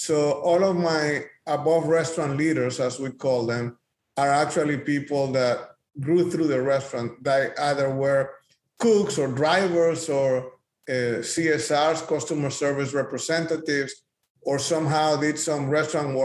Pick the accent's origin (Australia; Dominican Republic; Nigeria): Dominican Republic; moved away as an adult; now in Dallas, United States; I come from the Dominican Republic in the Caribbean, and I came to the US to pursue the American dream over 20 years ago.